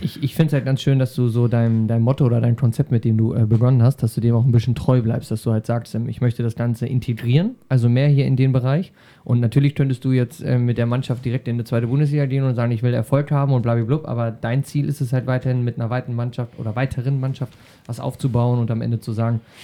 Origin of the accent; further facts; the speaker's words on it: Schaumburg, Lower Saxony, Germany; hier bei uns in Schaumburg